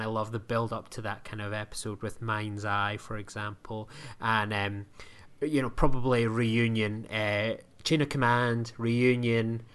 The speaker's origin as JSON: {"language": "English", "country": "United Kingdom", "said": "I am a British individual"}